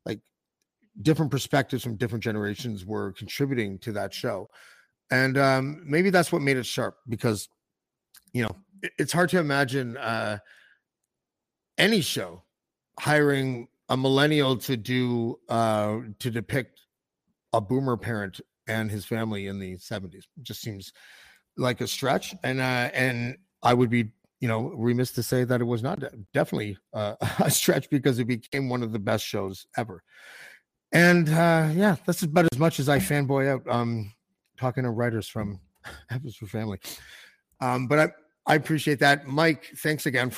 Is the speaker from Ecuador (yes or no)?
no; Canada; I'm a Canadian